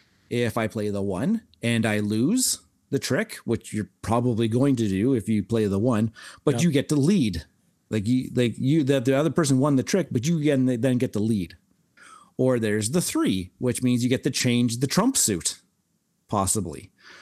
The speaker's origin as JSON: {"language": "English", "region": "Saskatchewan", "country": "Canada", "tie": "born or raised there", "said": "we're from Saskatchewan. We grew up playing Kaiser like a billion times."}